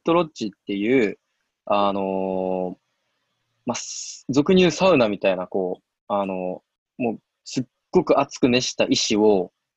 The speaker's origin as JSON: {"language": "Japanese", "region": "Kyoto", "country": "Japan", "tie": "born or raised there", "moved": "yes", "said": "僕もともとあの出身が京都なんですけど"}